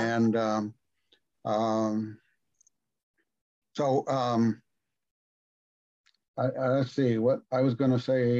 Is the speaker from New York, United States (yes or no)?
no; Kansas City, Kansas, United States; I was born in Kansas City, Kansas, and we moved to a small farm when I was just 6 months old, and we lived there for a few years. And we went back to the city